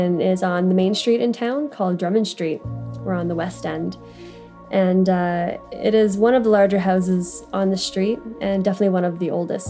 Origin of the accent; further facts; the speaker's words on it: Perth, Ontario, Canada; moved away; So I grew up in Perth, Ontario, a small little town, population of about 6,000.